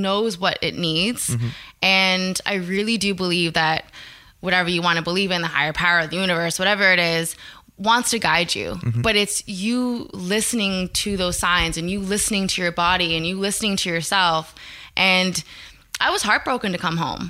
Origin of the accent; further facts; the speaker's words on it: Canada; also born or lived in New York; as a Canadian